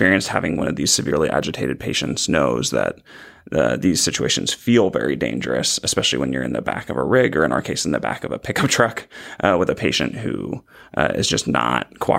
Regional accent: California, United States; I grew up in the San Francisco Bay Area and then went to undergrad down in Irvine

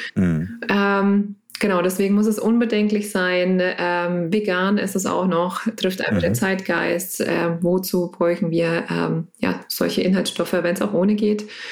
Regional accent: Lower Franconia, Bavaria, Germany; komme gebürtig aus Unterfranken und immer noch in Unterfranken geblieben

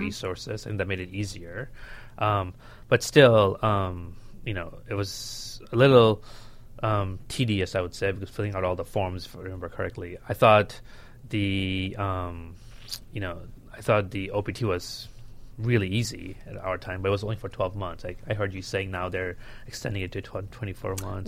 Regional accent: Bangladesh; now in United States; I was born and raised in Bangladesh

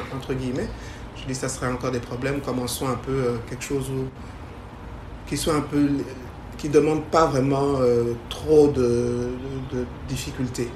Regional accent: DR Congo; also born or lived in Canada; now in Kinshasa, DR Congo; je suis congolaise euh, de père et de mère.

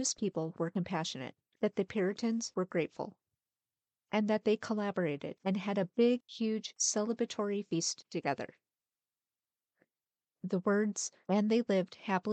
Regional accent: United States; accent: American; I'm American

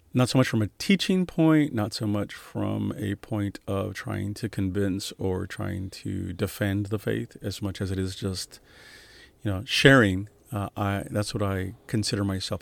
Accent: San Antonio, Texas, United States; moved away as an adult; also born or lived in New York / Little Rock, Arkansas; I was born and raised in San Antonio, Texas

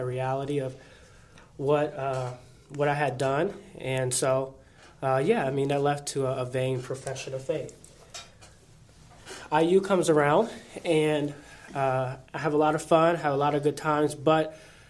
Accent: Fort Wayne, Indiana, United States; also born or lived in Bloomington, Indiana; growing up in Fort Wayne, I come from a Christian background.

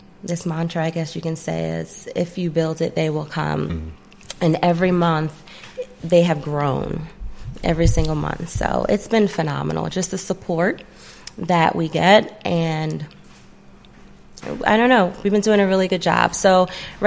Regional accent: New Jersey, United States; now in Paulding County, Georgia, United States; I'm from Jersey

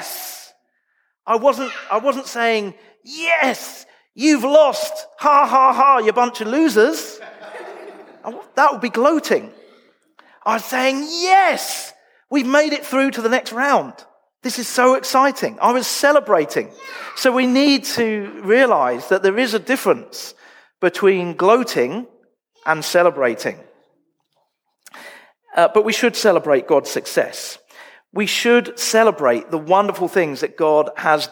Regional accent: United Kingdom; moved away as an adult; now in Australia; I'm quite British.

